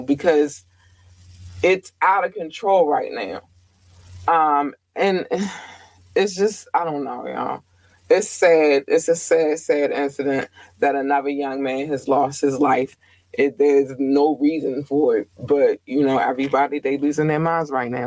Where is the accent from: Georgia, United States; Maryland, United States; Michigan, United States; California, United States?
Maryland, United States; Baltimore; I am from Baltimore